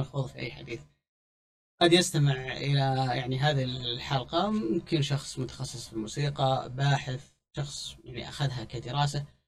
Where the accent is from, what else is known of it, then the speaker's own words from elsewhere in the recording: Saudi Arabia; عندنا في السعودية